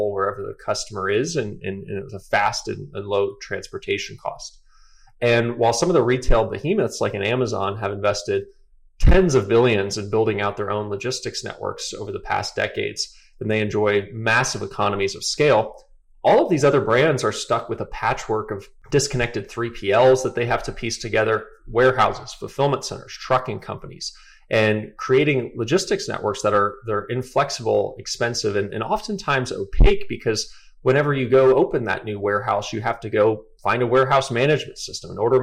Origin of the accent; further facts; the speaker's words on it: Atlanta, Georgia, United States; I grew up in Atlanta.